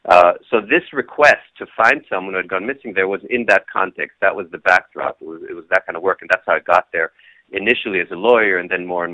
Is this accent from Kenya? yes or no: yes; Kenya; moved away; also born or lived in Israel; So I was born in Israel, then my dad was a diplomat, grew up in Kenya, actually in the 60s, and ended up living all over the place